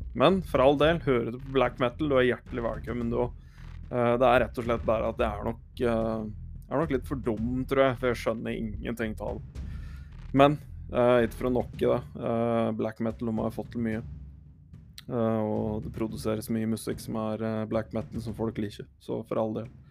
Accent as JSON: {"language": "Norwegian", "area": "Hedmark", "region": "Innlandet", "country": "Norway", "said": "Og så er jeg hedmarking"}